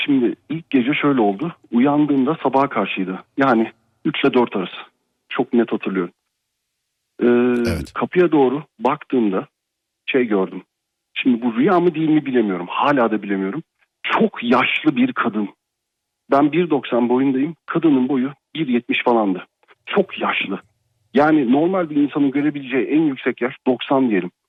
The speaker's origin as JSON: {"language": "Turkish", "region": "Ankara", "country": "Turkey", "tie": "born or raised there", "moved": "yes", "said": "Ankara'da yaşıyorum. Yani Ankara doğumluyum normalde. E, yurt dışında yaşıyorum."}